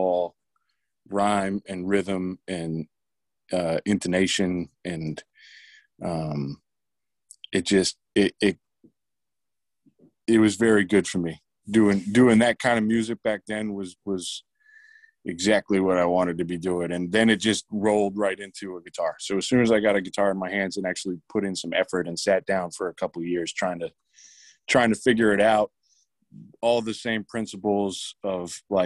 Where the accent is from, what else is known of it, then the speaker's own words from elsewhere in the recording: rural Maine, United States; also born or lived in Nashville, Tennessee; growing up in rural Maine